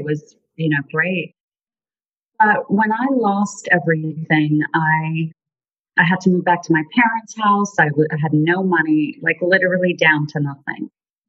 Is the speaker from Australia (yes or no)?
no; South Africa; now in United States; So I'm originally from South Africa, and our parents, I have two brothers and a sister, and our parents moved us here to pursue the American dream.